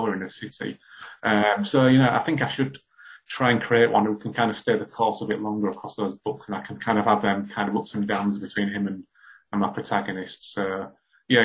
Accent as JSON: {"language": "English", "town": "Hull", "region": "Yorkshire and the Humber", "country": "United Kingdom", "tie": "born or raised there", "said": "when I was growing up in Hull in the 80s"}